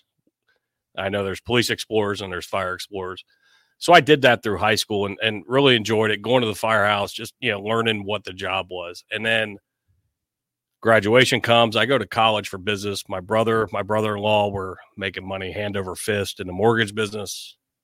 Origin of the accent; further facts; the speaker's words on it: Cincinnati, Ohio, United States; I'm from Cincinnati, the bottom of the state